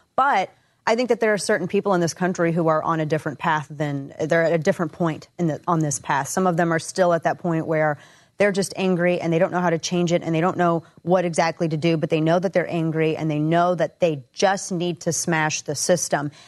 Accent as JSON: {"language": "English", "area": "the Ozarks", "region": "Missouri", "country": "United States", "tie": "born or raised there", "moved": "as an adult", "lives_now": "Dallas, United States", "said": "growing up in the Ozarks"}